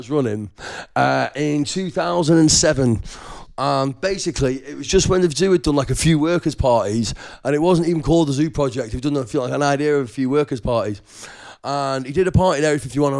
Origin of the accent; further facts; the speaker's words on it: Lytham, North West England, United Kingdom; moved away as an adult; also born or lived in Blackpool; I moved to Blackpool from Lytham, where I'm from